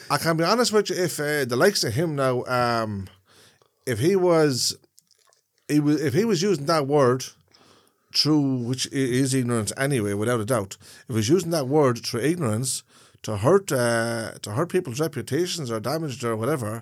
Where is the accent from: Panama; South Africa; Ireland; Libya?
Ireland; as an Irishman